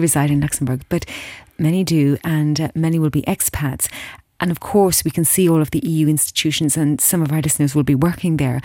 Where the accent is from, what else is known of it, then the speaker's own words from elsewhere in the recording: Ireland; as an Irish person in my heart, uh, uh, and by birth